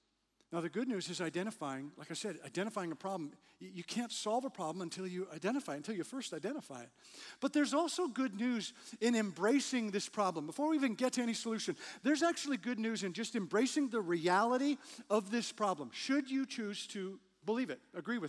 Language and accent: English; Canada; moved away; I grew up in Canada, spent a lot of time trying to drive on ice